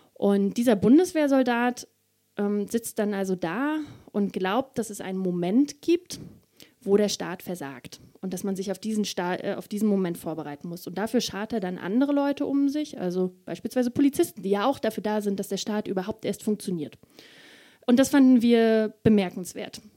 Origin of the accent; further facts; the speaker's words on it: Mecklenburg-Vorpommern, Germany; Mecklenburg-Vorpommern, das ist meine Heimat, da komme ich her